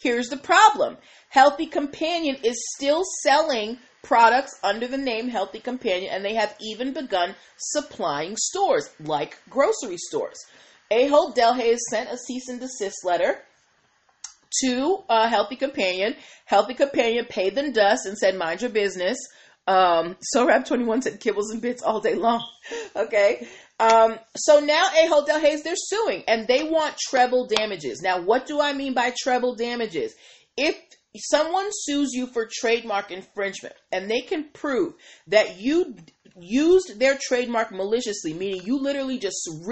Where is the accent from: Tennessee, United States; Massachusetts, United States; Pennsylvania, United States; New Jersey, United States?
Massachusetts, United States; Boston; moved away; also born or lived in Maryland; I grew up in Boston, and we had Stop and Shop